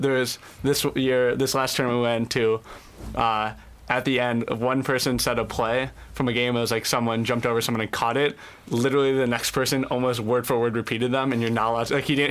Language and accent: English; Cleveland, Ohio, United States; moved away as an adult; I'm originally from Cleveland